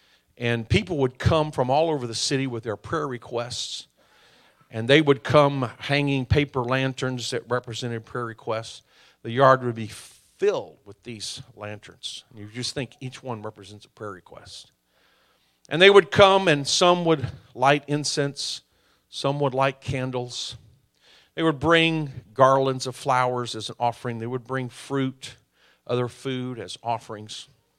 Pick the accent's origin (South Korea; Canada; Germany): South Korea; As I mentioned earlier, I was raised in Korea. It's not a Christian country, although there's a strong Christian movement now.